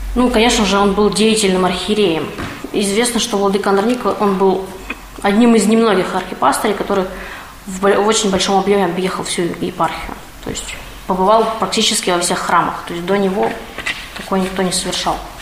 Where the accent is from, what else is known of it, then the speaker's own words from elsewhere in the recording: Perm, Perm Krai, Russia; moved away; я вообще коренная пермячка. Но так получилось, что жила некоторое время вне Перми